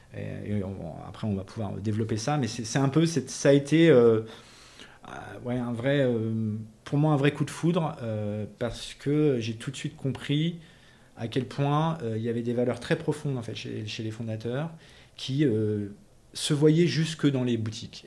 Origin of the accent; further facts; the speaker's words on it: south-west France, France; moved away; also born or lived in Tunisia / Paris; je suis né en Tunisie, donc en 1968, et ensuite j'ai vécu, j'ai grandi dans le sud-ouest de la France